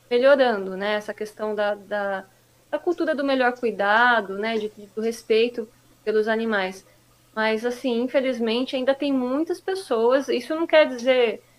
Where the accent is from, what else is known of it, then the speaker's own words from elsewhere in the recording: Mogi das Cruzes, São Paulo, Brazil; É, eu nasci em Mogi, né? Eu praticamente é, cresci, nasci em Mogi, cresci no Mogi Moderno, né?